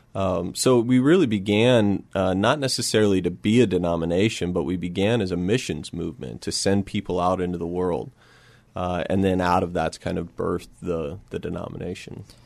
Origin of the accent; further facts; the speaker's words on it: Oregon, United States; moved away as an adult; also born or lived in Spokane, Washington; now in San Antonio, United States; I grew up in Oregon